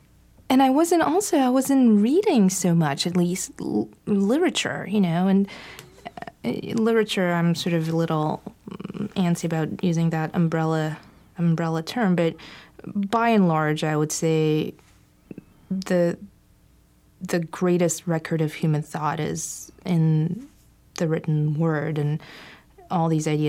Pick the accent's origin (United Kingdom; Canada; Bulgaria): Bulgaria; moved away; growing up in Bulgaria and the atheism and the extreme resistance, not just to religion, but to spirituality